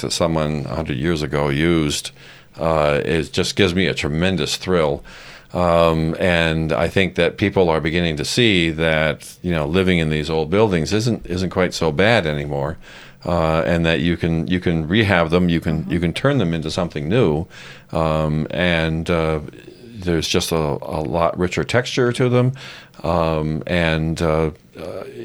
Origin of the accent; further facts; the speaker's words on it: Upstate New York, United States; moved away; I'm an upstater from New York